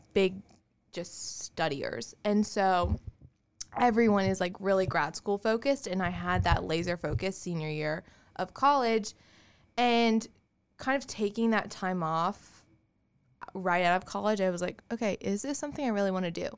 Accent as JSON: {"language": "English", "town": "Augusta", "region": "Georgia", "country": "United States", "tie": "born or raised there", "also_born_or_lived": "Auburn, Alabama / Kansas", "said": "I am from Augusta. Yes. So, I grew up in Augusta"}